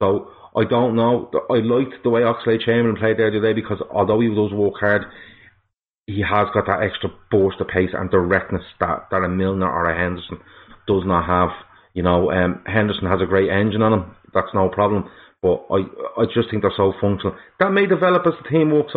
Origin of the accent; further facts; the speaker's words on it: Dublin, Leinster, Ireland; now in Meath, Ireland; I am from Dublin. I'm living in Mead too. But I am originally from Dublin